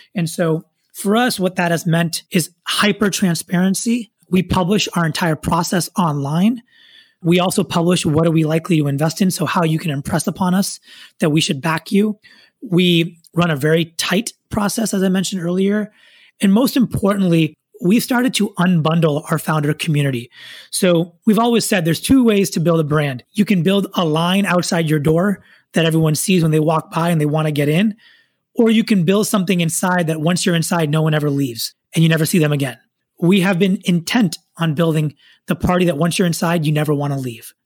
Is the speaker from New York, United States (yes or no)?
no; Silicon Valley, Bay Area, California, United States; I was born and raised here in Silicon Valley, son of immigrants, grew up throughout my childhood here in the Bay Area